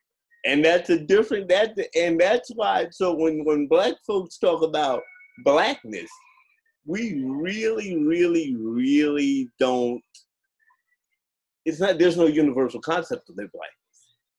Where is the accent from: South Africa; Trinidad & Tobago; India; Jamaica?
Jamaica; I eat rice and peas and stewed curry. I'm Jamaican, right?